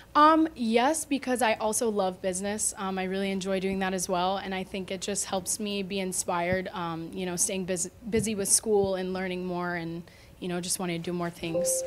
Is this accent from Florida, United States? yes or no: yes; Deerfield Beach, Florida, United States; I'm from Deerfield Beach